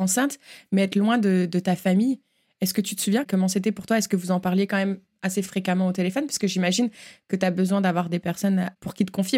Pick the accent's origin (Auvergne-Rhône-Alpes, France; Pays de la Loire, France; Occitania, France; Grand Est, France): Grand Est, France; Uckange; moved away; nous venons de Ukange